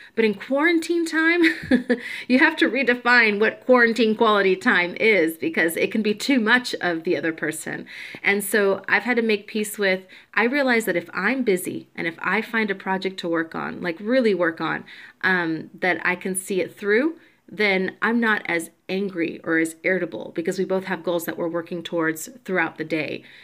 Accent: Georgia, United States; also born or lived in Puerto Rico; now in Chicago, United States; I am a Puerto Rican born on the island, but raised in Georgia

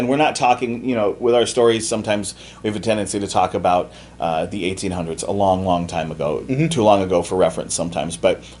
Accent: West Coast, United States; I grew up on the West Coast on Route 66

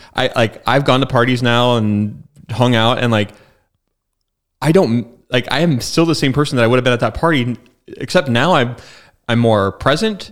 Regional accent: Spokane, Washington, United States; I'm from Spokane. It's my hometown and, like, I didn't leave.

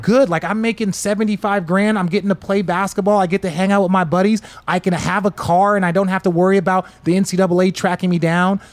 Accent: Glendale, Arizona, United States; I grew up in Glendale

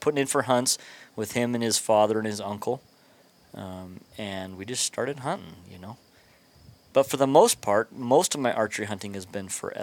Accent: Pennsylvania, United States; moved away as an adult; now in New Mexico, United States; I grew up in Pennsylvania

